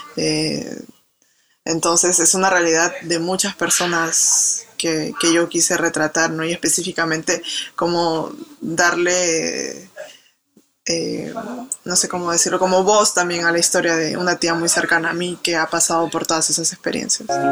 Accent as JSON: {"language": "Spanish", "region": "Lima", "country": "Peru", "tie": "born or raised there", "also_born_or_lived": "France", "moved": "as an adult", "said": "yo nací en San Martín de Porres, que es como el límite con el Callao"}